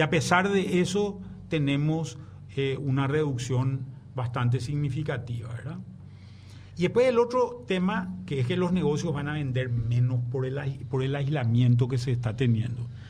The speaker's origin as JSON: {"language": "Spanish", "country": "Paraguay", "said": "como paraguayo, como prensa"}